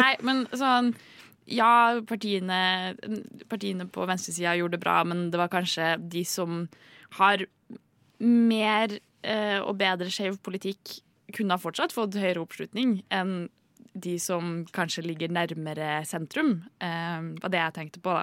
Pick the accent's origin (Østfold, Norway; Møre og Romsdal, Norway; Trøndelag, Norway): Trøndelag, Norway; Trondheim; jeg er fra Trondheim.